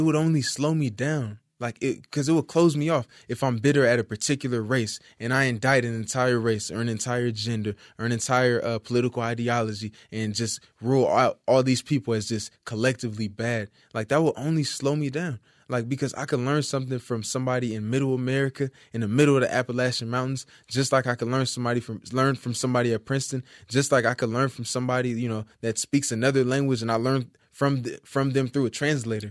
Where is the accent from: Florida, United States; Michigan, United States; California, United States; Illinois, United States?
California, United States; Compton; also born or lived in Hollywood, California / Fontana, California / Moreno Valley, California / Carson, California; I'm from Compton, California. Uh, I grew up around the borderline of Compton and Carson down the street